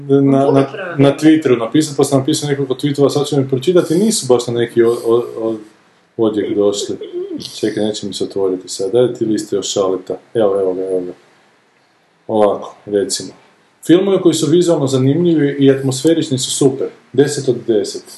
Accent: Zagreb, Zagreb County, Croatia; Ja sam purger, Zagreb i Dinamo nosim u kostima.

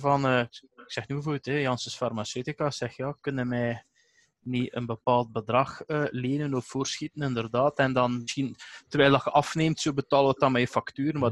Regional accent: Eeklo, Flanders, Belgium; bij ons in Eclo, waar ik vanaf kom

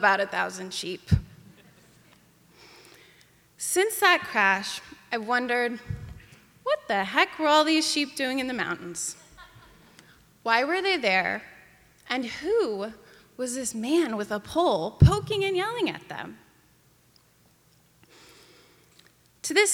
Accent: Ketchum, Idaho, United States; my hometown of Ketchum, Idaho

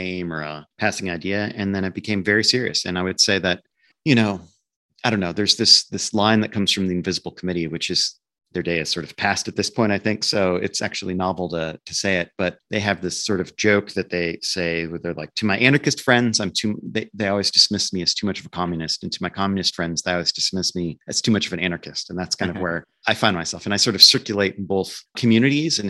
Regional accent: Nebraska, United States; I grew up in Nebraska, a rather conservative state in the middle of nowhere

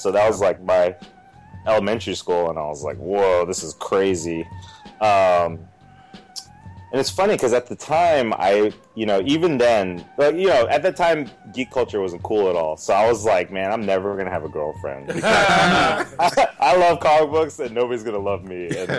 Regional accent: Oakland, California, United States; also born or lived in San Francisco / Alameda / San Pablo; I'm a Bay Area boy. I was born in San Francisco and raised, like, Oakland and Alameda, you know, San Pablo, all, you know, all over the Bay.

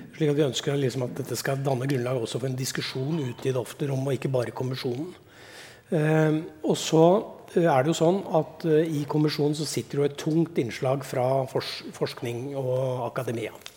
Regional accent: Elverum, Innlandet, Norway; Terningmoen er bra, det er der jeg kommer fra

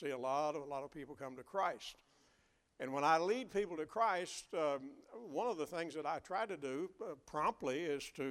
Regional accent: Western Kentucky, United States; growing up in Western Kentucky

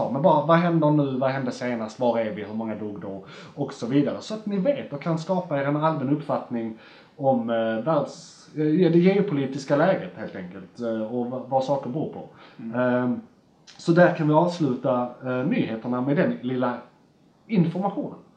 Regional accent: Skåne, Sweden; Alltså, å, jag, som skåning

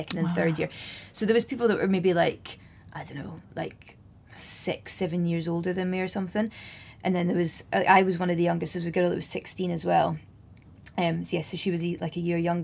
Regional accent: Scottish Borders, Scotland, United Kingdom; I grew up in the Scottish Borders

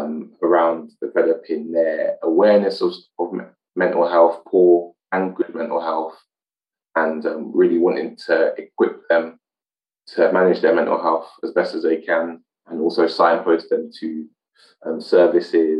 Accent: United Kingdom; I was born here, but my mum and grandmother were both born in Jamaica

